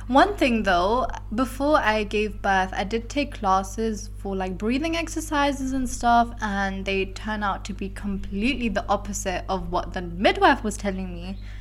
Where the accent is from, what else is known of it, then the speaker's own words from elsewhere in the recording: London, United Kingdom; now in Belgium; my hometown is London